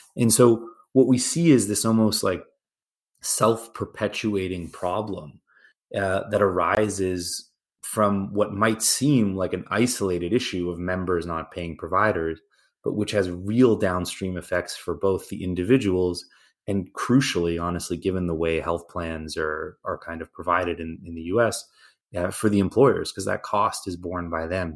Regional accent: Canada; now in United States; I'm originally Canadian, yeah, you know, grew up in a public healthcare system

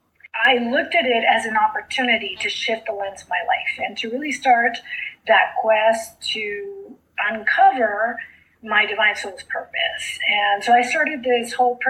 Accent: South Texas, United States; first language Spanish; English is a second language; I grew up in South Texas, so I grew up speaking Spanish

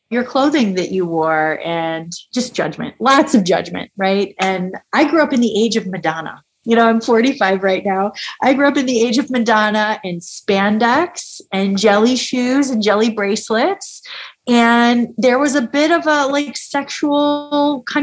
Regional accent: upstate New York, United States; I grew up in the Northeast, I grew up in upstate New York.

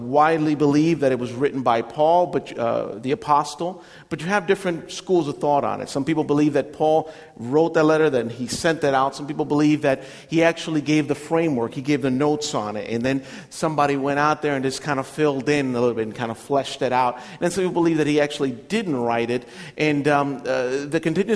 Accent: Puerto Rico; moved away as an adult; now in United States; Growing up in Puerto Rico was a little bit difficult to grow up with it because it's an Italian last name

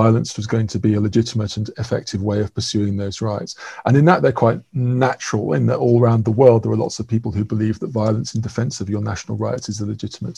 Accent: England, United Kingdom; moved away as an adult; now in Belfast, United Kingdom; as my accent indicates, I grew up in England

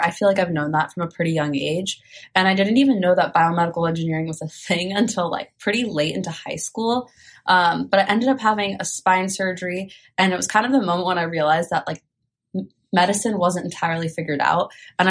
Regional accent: Bay Area, California, United States; I'm from the Bay Area

